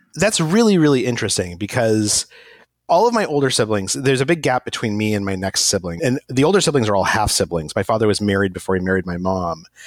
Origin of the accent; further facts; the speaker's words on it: Albuquerque, New Mexico, United States; moved away as an adult; also born or lived in Egypt; I was born in Albuquerque, New Mexico